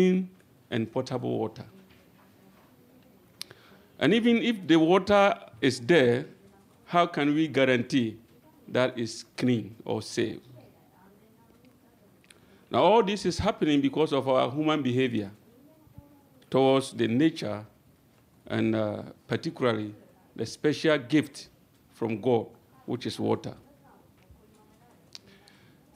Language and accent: English; Ghana; moved away as an adult; now in Japan; I am from Ghana, and I've been in Japan for 12 years now.